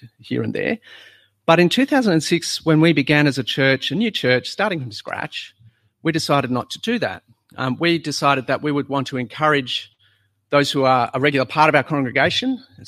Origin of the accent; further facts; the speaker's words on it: South Australia, Australia; moved away; When we were in South Australia, you'd go to church on a Sunday